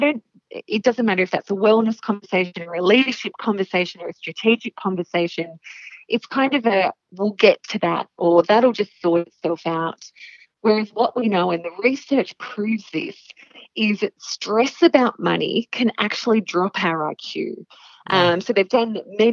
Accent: Penrith, New South Wales, Australia; also born or lived in Blacktown, New South Wales; now in Blue Mountains, Australia; I am a pure Western Sydney Bogan. So I was born in Blacktown Hospital in the western suburbs of Sydney and then grew up in Penrith

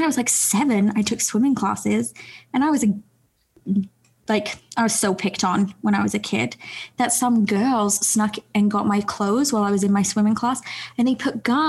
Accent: England, United Kingdom; moved away; I grew up in England.

